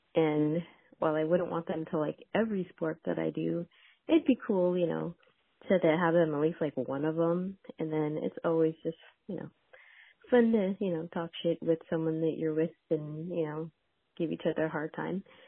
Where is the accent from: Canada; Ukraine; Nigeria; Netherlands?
Canada; now in Houston, United States; I grew up in Canada